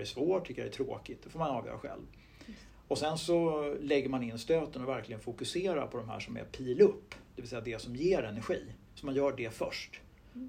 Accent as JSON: {"language": "Swedish", "town": "Huddinge", "region": "Stockholm County", "country": "Sweden", "tie": "born or raised there", "said": "jag växte upp i Stuvsta, söder om stan, eh, mm. Huddinge kommun"}